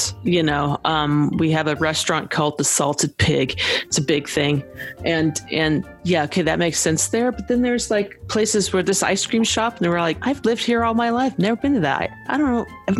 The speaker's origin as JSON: {"language": "English", "town": "Riverside", "country": "United States", "tie": "born or raised there", "said": "This is Riversideopoly. This is from my hometown."}